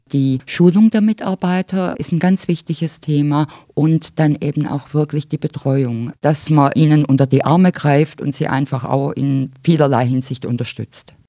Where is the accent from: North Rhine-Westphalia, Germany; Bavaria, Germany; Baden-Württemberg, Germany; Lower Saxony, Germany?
Baden-Württemberg, Germany; Stuttgart; ich komme aus Stuttgart